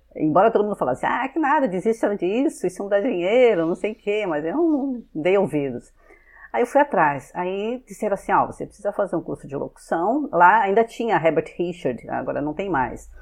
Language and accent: Portuguese; São Paulo, Brazil; moved away; also born or lived in Rio de Janeiro / Fortaleza; eu sou de São Paulo, né? Só para é, nasci né, na, na, capital de São Paulo mesmo.